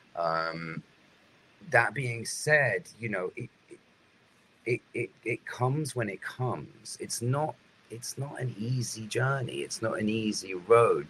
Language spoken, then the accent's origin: English; United Kingdom; being British